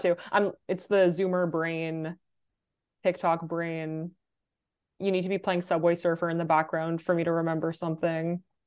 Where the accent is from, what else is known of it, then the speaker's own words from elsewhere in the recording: Ottawa, Ontario, Canada; moved away as an adult; also born or lived in Davis, California; now in New York, United States; I was born in California, um, but I grew up in Canada pretty much my entire life.